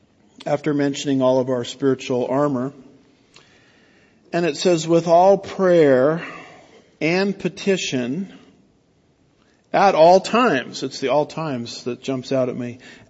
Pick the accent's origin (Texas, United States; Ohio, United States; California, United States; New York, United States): California, United States; now in Houston, United States; the only reason I can handle Houston traffic is I came from California, Southern California, where it's actually worse